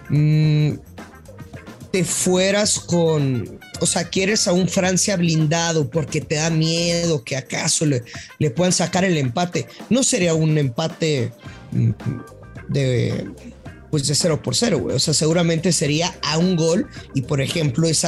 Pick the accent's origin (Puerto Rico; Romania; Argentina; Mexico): Mexico; northern Mexico; Soy norteño, ey.